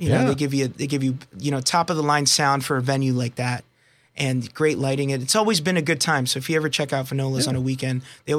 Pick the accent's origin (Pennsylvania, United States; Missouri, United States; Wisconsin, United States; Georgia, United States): Pennsylvania, United States; Pocono Medical Center; I was born in Pocono Medical Center, believe it or not. But my parents are from, my mom is from Colombia and my dad is from Puerto Rico.